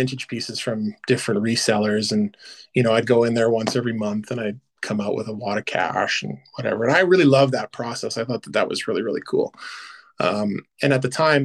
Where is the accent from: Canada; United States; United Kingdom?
Canada; also born or lived in Vancouver; now in Edmonton, Canada; being a Canadian